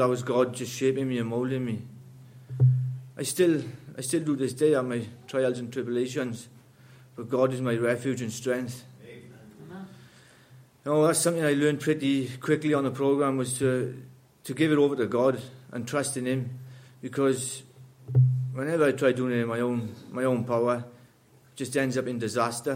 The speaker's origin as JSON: {"language": "English", "region": "Wales", "country": "United Kingdom", "tie": "born or raised there", "said": "I grew up in Wales"}